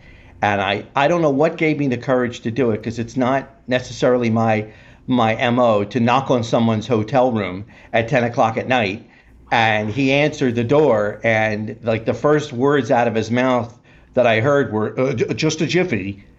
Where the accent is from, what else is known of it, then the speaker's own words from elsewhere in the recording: Philadelphia, Pennsylvania, United States; moved away; because I'm from Philadelphia originally.